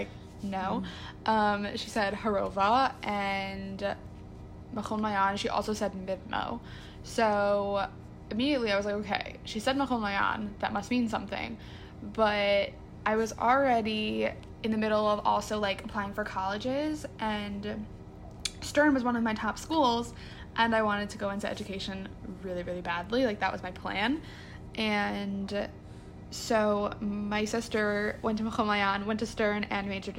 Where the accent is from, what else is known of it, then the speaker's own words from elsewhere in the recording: New Jersey, United States; I'm from New Jersey, a very small town.